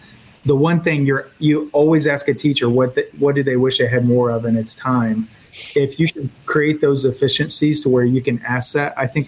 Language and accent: English; Missouri, United States; I'm from Missouri, so Show Me State.